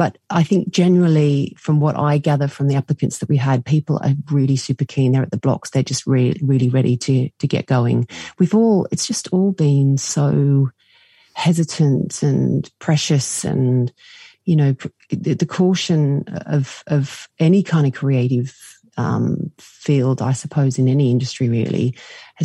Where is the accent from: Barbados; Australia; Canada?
Australia; now in United Kingdom; I'm from Australia originally